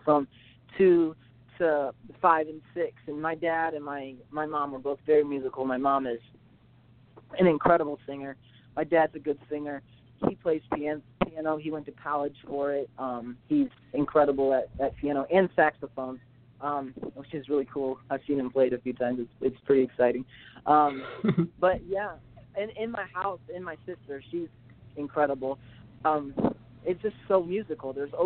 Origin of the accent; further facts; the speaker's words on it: Tecumseh, Michigan, United States; also born or lived in Pennington, Michigan; I'm from Tecumseh, Michigan. It's a very small city.